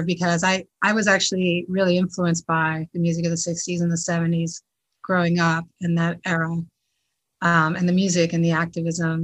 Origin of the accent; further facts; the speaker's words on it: New Jersey, United States; I grew up in New Jersey